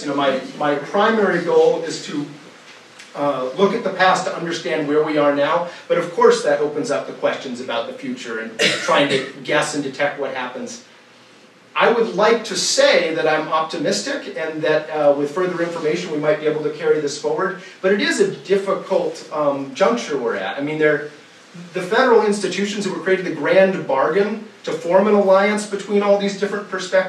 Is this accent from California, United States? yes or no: no; Maine, United States; I'm from Maine, the northernmost county, Aroostook County, strong Franco-American, new French element throughout the upper valley up there